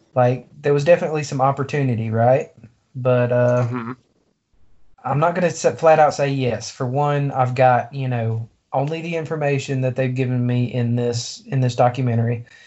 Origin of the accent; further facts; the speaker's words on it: Deep South, United States; to be from the deep south, we certainly are.